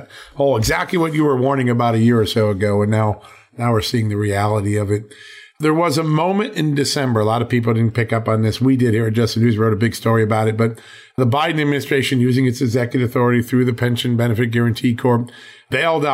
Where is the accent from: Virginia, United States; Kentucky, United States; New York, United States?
Virginia, United States; the great state of Virginia, my home state